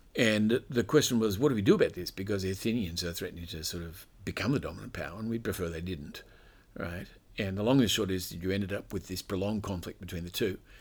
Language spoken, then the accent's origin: English; Australia; an Australian citizen